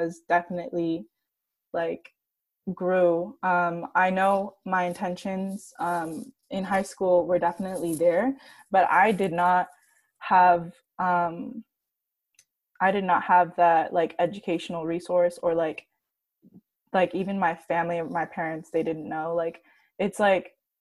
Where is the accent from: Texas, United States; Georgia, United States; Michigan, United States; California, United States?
California, United States; Santa Barbara; I'm from Santa Barbara, and it's predominantly like white and Latinx